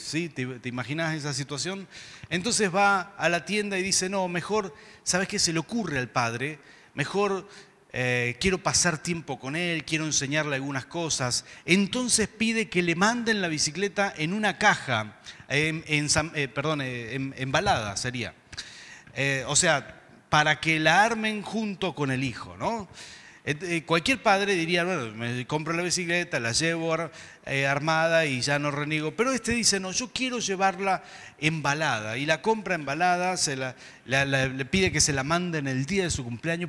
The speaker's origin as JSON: {"language": "Spanish", "region": "Mendoza", "country": "Argentina", "said": "diríamos acá en Mendoza"}